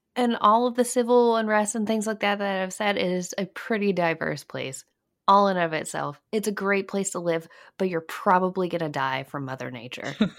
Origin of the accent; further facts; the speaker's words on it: Alabama, United States; also born or lived in Virginia; now in North Carolina, United States; I grew up in Alabama, and I moved to North, I actually moved to Virginia and now live in North Carolina.